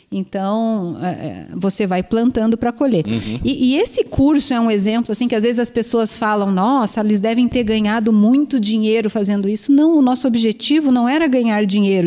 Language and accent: Portuguese; Curitiba, Paraná, Brazil; moved away as an adult; also born or lived in Umuarama / Araçatuba; eu sou de Curitiba, mas eu estudei fora